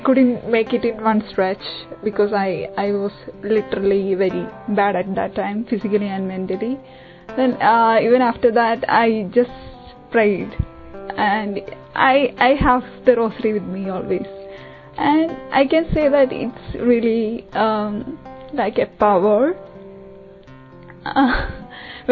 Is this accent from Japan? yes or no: no; Kerala, India; moved away as an adult; now in United Kingdom; I'm from Kerala.